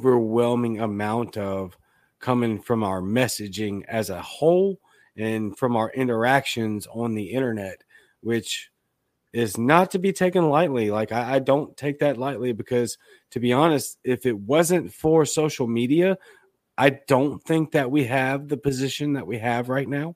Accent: Baton Rouge, Louisiana, United States; now in Jackson, United States; I'm from Baton Rouge, Louisiana, but I live in Jackson, Mississippi

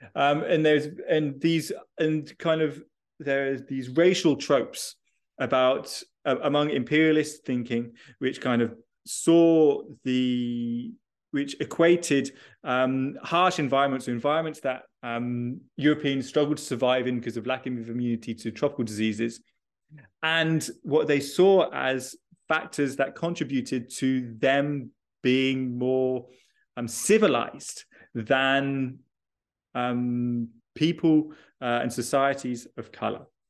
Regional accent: United Kingdom; moved away; I am originally British uh, and I did all my schooling. Uh, in the UK

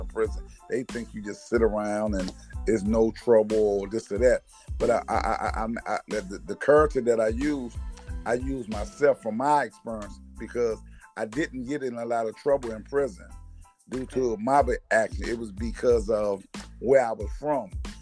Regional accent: Washington, District of Columbia, United States; I was raised in Washington, D.C. And my family was come from South Carolina

